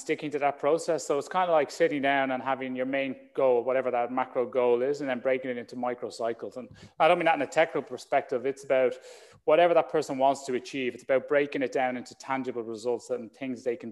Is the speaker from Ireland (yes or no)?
yes; Ireland; like most young boys growing up in Ireland